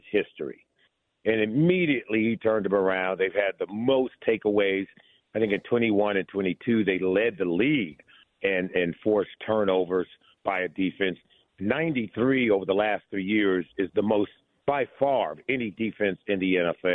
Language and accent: English; Los Angeles, California, United States; moved away as an adult; also born or lived in Colorado; I grew up in Los Angeles